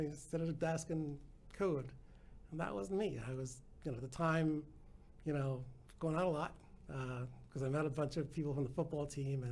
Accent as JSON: {"language": "English", "town": "Bayonne", "region": "New Jersey", "country": "United States", "tie": "born or raised there", "also_born_or_lived": "Colombia", "moved": "as an adult", "lives_now": "Dallas, United States", "said": "When I was 4, my parents had moved to New Jersey. So that's where I was brought up"}